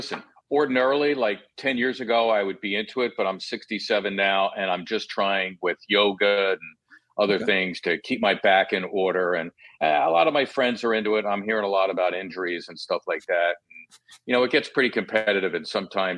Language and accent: English; Philadelphia, Pennsylvania, United States; I'm the kid from Northeast Philly who covered the team I grew up rooting for